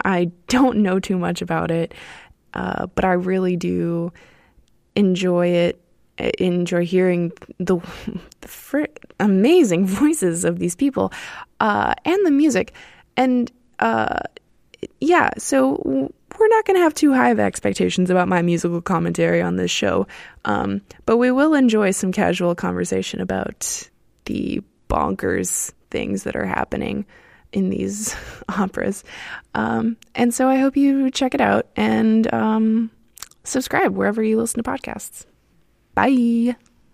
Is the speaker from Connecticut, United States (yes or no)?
no; Miami, Florida, United States; moved away as an adult; now in Berlin, Germany; I'm originally from Miami, Florida in the United States, uh, and I currently live in Berlin, Germany